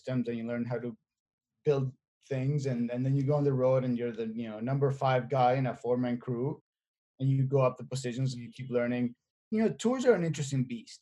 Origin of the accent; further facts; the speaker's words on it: Buenos Aires, Argentina; moved away as an adult; I was born and raised in Argentina, in Buenos Aires, and I moved here in 2004